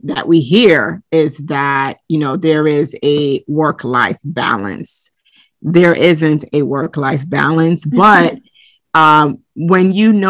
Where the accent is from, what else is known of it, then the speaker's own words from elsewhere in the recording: Brooklyn, New York, United States; also born or lived in Lagos, Nigeria / Bronx; So I was born in the Bronx, and then we moved to Lagos, Nigeria when I was about 3 years old. So I grew up there up until I was around 11. And then we relocated and moved to Brooklyn, New York